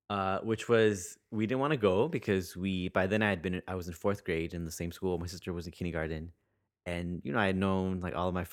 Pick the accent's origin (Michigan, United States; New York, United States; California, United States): California, United States; Santa Ana; Santa Ana, which is in Orange County. And I grew up.